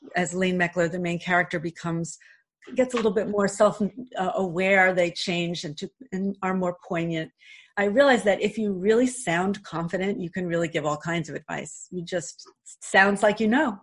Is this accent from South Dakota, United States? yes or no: no; New York City, New York, United States; moved away as an adult; also born or lived in Glen Ridge, New Jersey; now in Montclair, United States; when I was in high school, and again I grew up in Queens